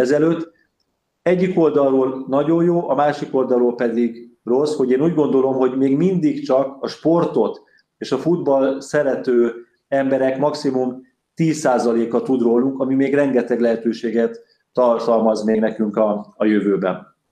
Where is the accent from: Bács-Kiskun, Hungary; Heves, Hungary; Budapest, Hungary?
Budapest, Hungary; Én újpesti gyerekként nőttem fel